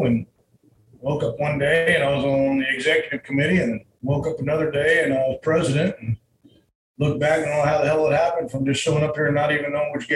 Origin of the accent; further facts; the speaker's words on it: Uvalde, Texas, United States; now in San Antonio, United States; I was born out in Uvalde, so I'm very familiar with the area